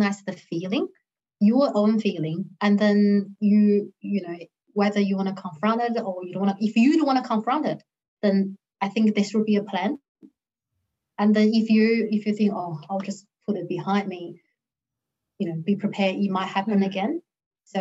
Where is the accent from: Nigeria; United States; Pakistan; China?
China; now in Australia; growing up in China, sports is not my thing.